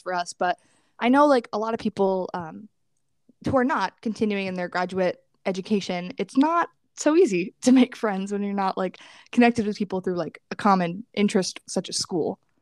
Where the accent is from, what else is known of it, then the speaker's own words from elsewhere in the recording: New York, United States; moved away as an adult; I'm from New York